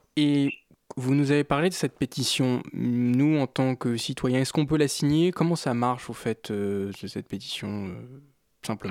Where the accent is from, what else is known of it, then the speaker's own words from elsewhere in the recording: France; nous sommes français